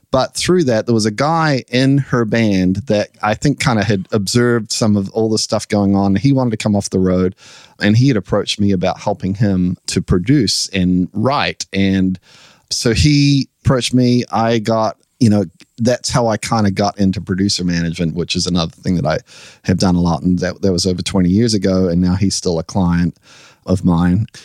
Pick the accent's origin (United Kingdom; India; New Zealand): New Zealand; now in United States; So we came over from New Zealand, kind of chasing our dreams, and they played, and it went wildly successful, the show got signed. And so we decided we would move here to the US.